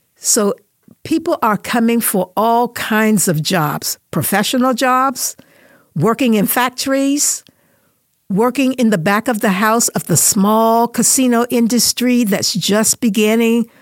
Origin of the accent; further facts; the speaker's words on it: North Carolina, United States; now in Las Vegas, United States; where I grew up, and I grew up in North Carolina